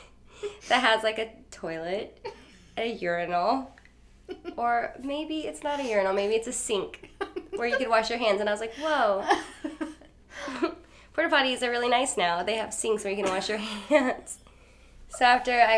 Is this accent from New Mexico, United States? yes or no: no; North Platte, Nebraska, United States; I'm from Nebraska, and from Western Nebraska in a place called North Platte